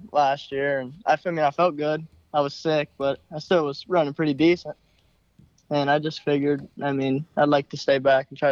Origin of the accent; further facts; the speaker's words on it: West Virginia, United States; I'm from West Virginia.